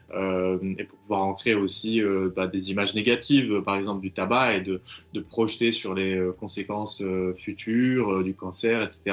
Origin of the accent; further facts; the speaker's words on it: Belgium; chez nous en Belgique